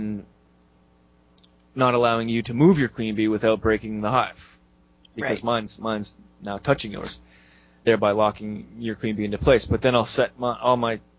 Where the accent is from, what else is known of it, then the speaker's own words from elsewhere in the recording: Canada; I'm Canadian